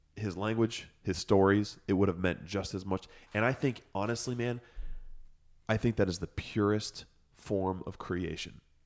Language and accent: English; Chicago, Illinois, United States; accent: Lake Effect; moved away; also born or lived in Boston; as a kid, as a kid, I grew up in Chicago